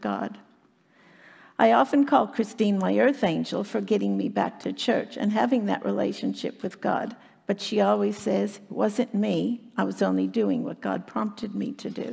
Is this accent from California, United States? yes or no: no; Chicago, Illinois, United States; moved away as an adult; now in Australia; I was born and raised in Chicago, Illinois, in the U.S.